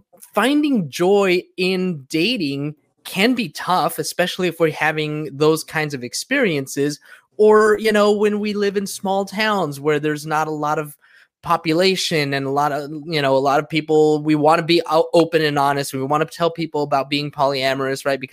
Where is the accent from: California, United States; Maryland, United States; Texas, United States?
California, United States; Southern; I grew up here in Southern California, you know, Mexican, surrounded by a bunch of Mexicans